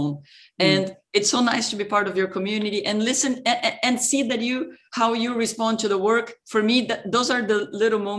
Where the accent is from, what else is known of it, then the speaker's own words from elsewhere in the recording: São Paulo, Brazil; moved away as an adult; also born or lived in Ohio, United States / France; I grew up in Brazil, in Sao Paulo, and I really I came to the US